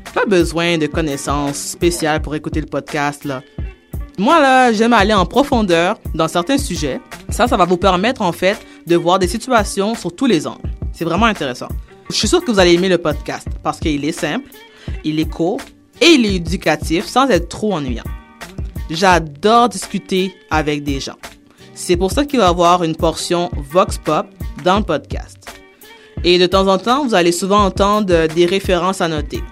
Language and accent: French; Montreal, Quebec, Canada; also born or lived in Haiti (ancestry); je viens de Montréal-Nord au Québec. Je suis d'origine haïtienne.